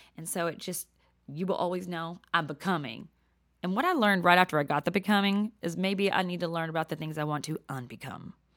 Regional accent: Texas, United States; accent: Southern; moved away as an adult; now in New Jersey, United States; I'm a whole lot of Texas, um, but a little bit of Jersey

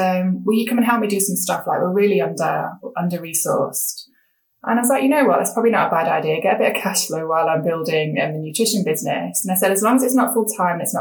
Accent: England, United Kingdom; I'm a woman, I'm not Korean, I'm English

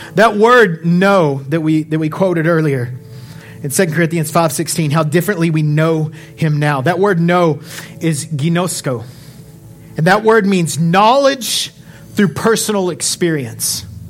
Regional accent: Odessa, Texas, United States; I'm from Odessa

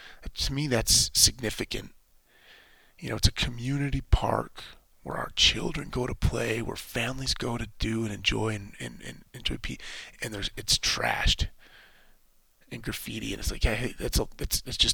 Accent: United States; as an American

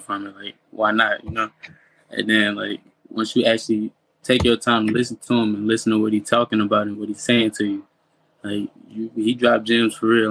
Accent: St. Louis, Missouri, United States; I grew up in St. Louis. I've been in St. Louis my whole life

